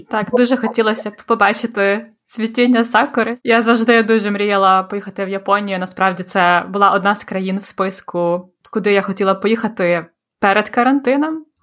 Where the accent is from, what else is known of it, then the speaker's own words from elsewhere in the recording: Kyiv, Ukraine; now in Tokyo, Japan; Я з Києва.